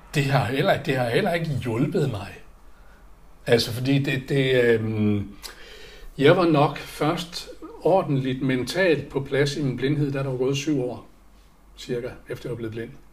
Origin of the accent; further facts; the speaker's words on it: Aalborg, North Denmark Region, Denmark; moved away; jeg er opvokset i Aalborg